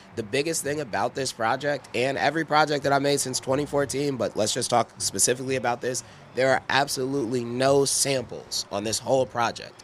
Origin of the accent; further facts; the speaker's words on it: Midwest, United States; we're from the Midwest.